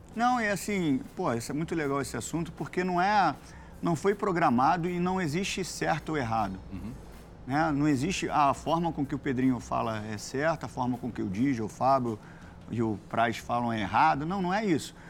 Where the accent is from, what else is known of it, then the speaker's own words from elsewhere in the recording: Rio de Janeiro, Brazil; eu fui criado em São Januário, meu pai me levava no Vasco